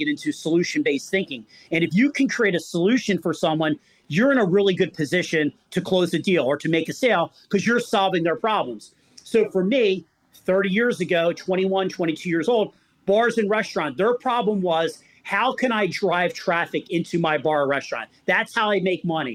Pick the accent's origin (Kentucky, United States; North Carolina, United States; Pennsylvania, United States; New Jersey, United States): Pennsylvania, United States; Philadelphia; I'm from Philadelphia